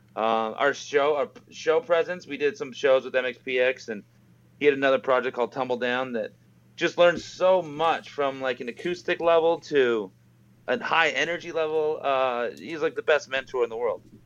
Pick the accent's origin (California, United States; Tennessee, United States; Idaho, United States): Idaho, United States; Boise; moved away as an adult; now in Las Vegas, United States; me and Dave, the bassist, we met when we were in uh, junior high in Boise, Idaho